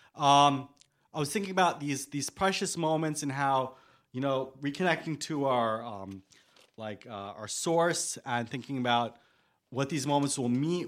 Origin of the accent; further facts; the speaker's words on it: New York City, New York, United States; I was born in Staten Island. I've always had this relationship with New York, being that, um, I haven't lived anywhere else